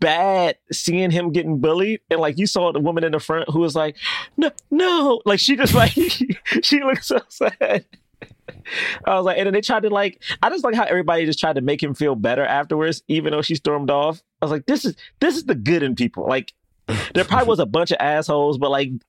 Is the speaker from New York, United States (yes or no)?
yes; New York, United States; I'm from New York